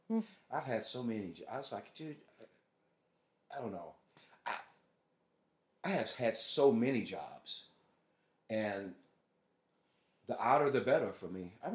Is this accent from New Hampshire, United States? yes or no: no; St. Louis, Missouri, United States; moved away; I'm from St. Louis, you know.